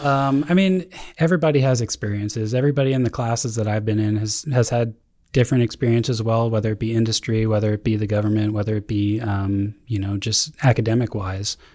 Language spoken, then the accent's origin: English; Glen Mills, Pennsylvania, United States; moved away as an adult; also born or lived in Hawaii; I'm originally from, uh, Glen Mills, Pennsylvania.